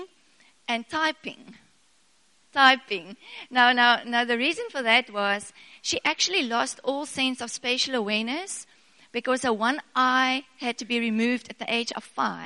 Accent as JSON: {"language": "English", "country": "South Africa", "first_language": "Afrikaans", "second_language": "English", "said": "I'm a very Afrikaans girl, and I couldn't speak English to save my life"}